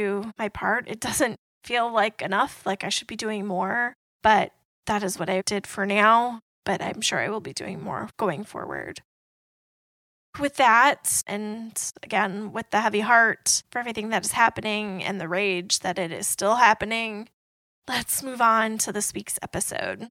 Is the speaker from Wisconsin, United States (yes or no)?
yes; Wisconsin, United States; moved away; I grew up in Wisconsin, and I actually grew up about an hour and a half from Kenosha